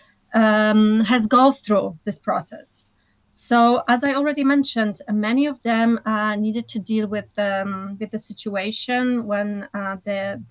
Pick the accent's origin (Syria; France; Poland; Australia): Poland; moved away